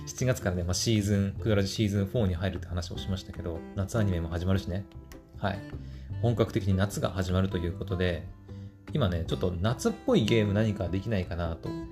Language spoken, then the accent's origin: Japanese; Japan; 私日本人だから日本語で喋って伝えてるんだけど